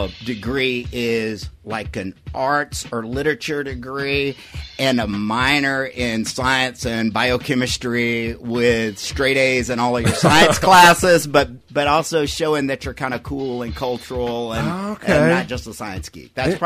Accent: Louisiana, United States

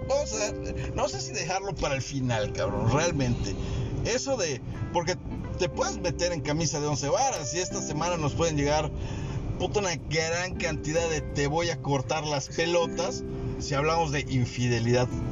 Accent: Mexico; Yo soy mexicano y estoy en México

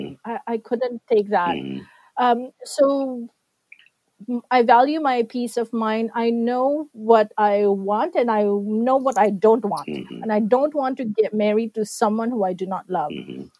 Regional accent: Philippines; I always proudly say I'm from the Philippines, and I say it with so much pride because I know what we can do as a country.

